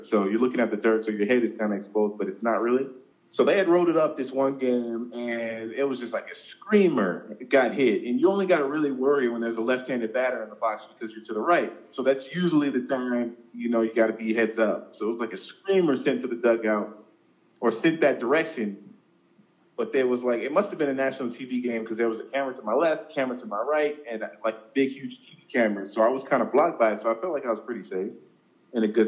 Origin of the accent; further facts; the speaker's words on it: Southern California, United States; I'm from Southern California, so, you know, my high school is just outside of Los Angeles, like about 20 minutes north